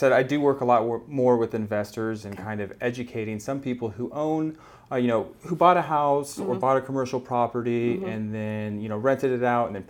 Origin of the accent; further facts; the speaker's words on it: San Diego, California, United States; Born and raised in the San Diego area, so very familiar with all the nooks and crannies.